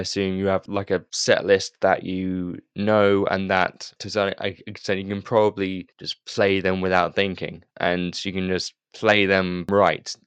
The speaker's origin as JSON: {"language": "English", "country": "United Kingdom", "said": "as a Brit"}